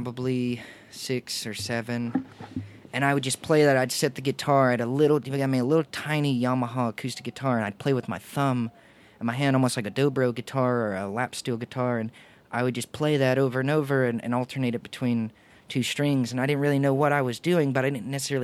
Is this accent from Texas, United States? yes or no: yes; Bullard, Texas, United States; born or raised there